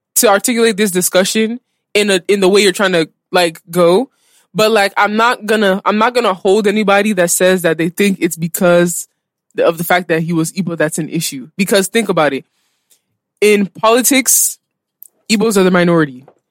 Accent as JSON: {"language": "English", "country": "United States", "tie": "born or raised there", "also_born_or_lived": "DMV (Washington, D.C. area)", "moved": "yes", "lives_now": "Nigeria", "said": "born and raised in America"}